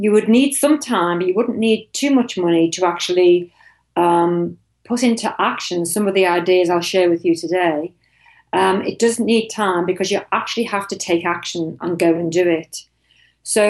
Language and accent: English; Liverpool, North West England, United Kingdom; moved away; also born or lived in United States / Europe / East Asia; I'm actually from Liverpool in the UK.